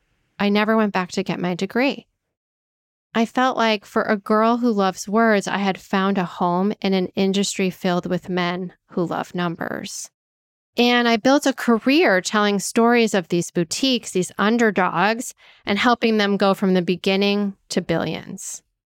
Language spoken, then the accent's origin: English; Danbury, Connecticut, United States; I went to Western Connecticut State University in Danbury, Connecticut, my hometown at the time